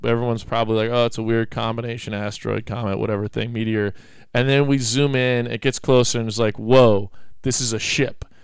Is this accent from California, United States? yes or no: yes; Mendocino, California, United States; growing up in Mendocino